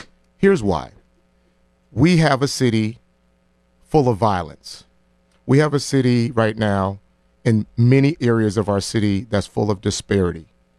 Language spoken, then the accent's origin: English; New Haven, Connecticut, United States; Here's what I know growing up in New Haven.